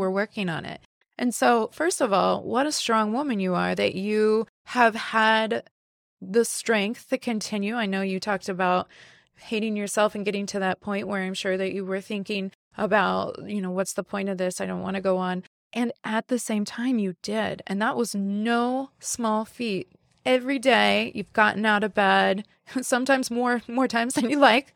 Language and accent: English; the Bible Belt, United States; moved away as an adult; also born or lived in West Coast, United States; now in Midwest, United States; I, I grew up in the Bible Belt, but I lived and had a professional life, and most of my adult life was on the West Coast.